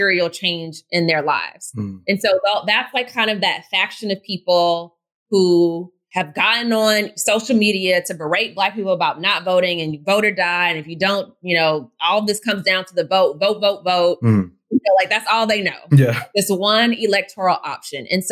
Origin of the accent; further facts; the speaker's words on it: outside of Atlanta, Georgia, United States; I had the privilege of growing up in a city, of growing up outside of Atlanta